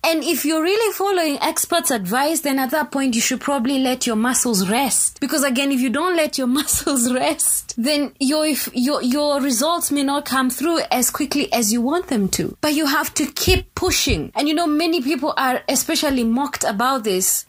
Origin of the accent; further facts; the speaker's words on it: Kenya; I come from Kenya